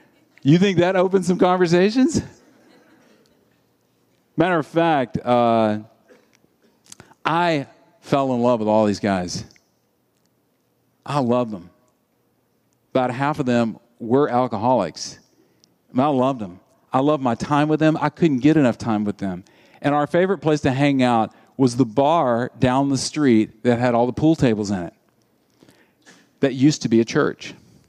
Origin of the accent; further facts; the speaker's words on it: Deep South, United States; I grew up in the Deep South, and the church at that time said, hey, if you go to R-rated movies, that's a sin.